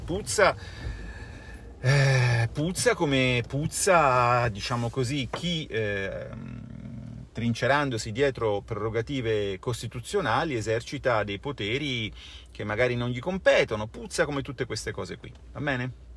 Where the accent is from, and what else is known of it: Italy